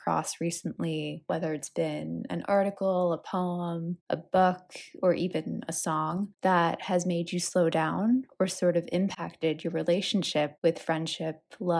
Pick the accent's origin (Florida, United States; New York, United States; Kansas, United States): New York, United States; also born or lived in San Francisco / California / Texas; When I say I grew up in New York, it's the place that I've been the longest, so it feels the most like home. But I was born in San Francisco. I moved around California. I had a short stint in Texas when I was a kid